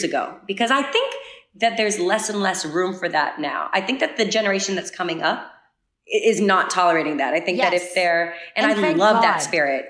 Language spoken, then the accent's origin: English; New England, United States; I am from New England.